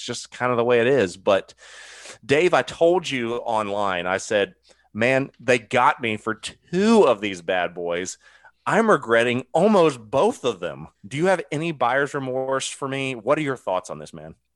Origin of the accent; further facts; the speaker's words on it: Ohio, United States; I grew up in Ohio